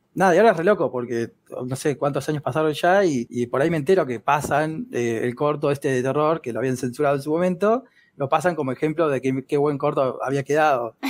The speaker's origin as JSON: {"language": "Spanish", "country": "Argentina", "said": "soy muy argentino"}